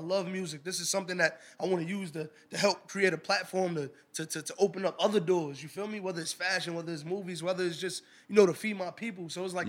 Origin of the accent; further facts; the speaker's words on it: New York City, New York, United States; I grew up in the concrete jungle. I'm from Harlem. I'm from the heart of all everything.